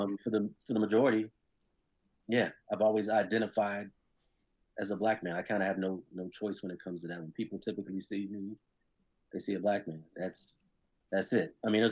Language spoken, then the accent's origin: English; Washington, District of Columbia, United States; black household, in a black neighborhood, in a black city. I grew up black, you know what I mean? I grew up in Washington, D.C. So the majority, not even majority, everybody was either black or brown, you know, in our neighborhood.